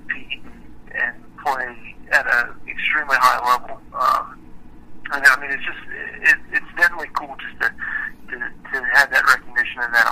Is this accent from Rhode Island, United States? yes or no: no; Richmond, Virginia, United States; I'm originally from Richmond, Virginia